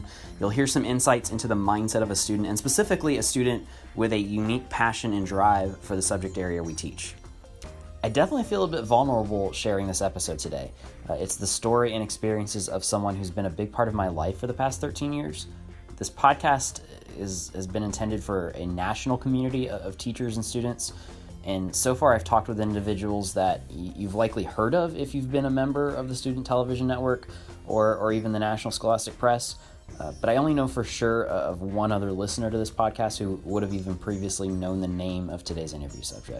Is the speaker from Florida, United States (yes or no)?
yes; Lakeland, Florida, United States; moved away; I went back to my hometown of Lakeland, Florida